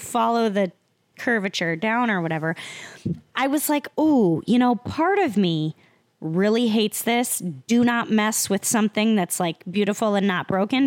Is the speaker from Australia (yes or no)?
no; Iowa, United States; moved away; I'm from Iowa